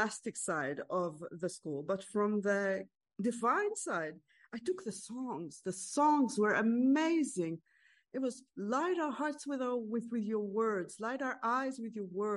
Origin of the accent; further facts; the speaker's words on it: Israel; I grew up in a small town in Israel. I was born and raised in Israel. I live in Israel.